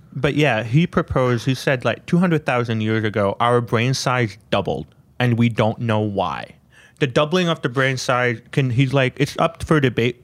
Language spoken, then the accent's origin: English; Canada; I grew up in Canada